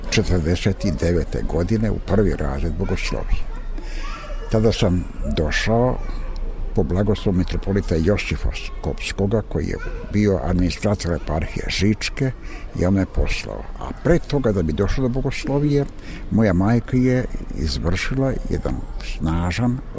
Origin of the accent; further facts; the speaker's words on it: Šumadija, Serbia; now in Prizren, Kosovo; Iako sam rođen u Šumadičkom jednom velikom i lepom selu, a to su Mačkijevci, ipak mi je Prizren na neki način, to mi je drugi zavičaj